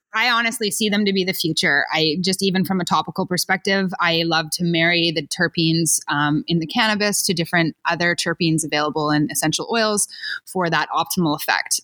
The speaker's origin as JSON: {"language": "English", "region": "Ontario", "country": "Canada", "tie": "born or raised there", "also_born_or_lived": "Switzerland", "moved": "yes", "said": "I'm from Ontario"}